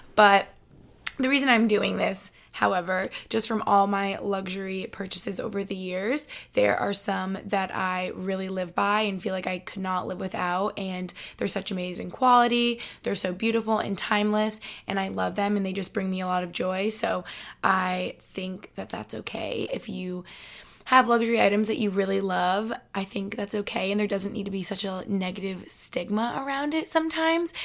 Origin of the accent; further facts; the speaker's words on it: Albany, New York, United States; now in Boston, United States; I'm from Albany